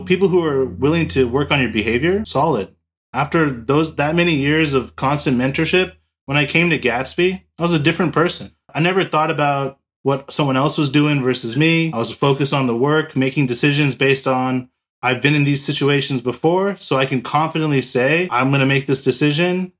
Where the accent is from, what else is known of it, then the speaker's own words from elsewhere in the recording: Los Angeles, California, United States; also born or lived in San Diego; I'm from Los Angeles, California. Born and raised here in California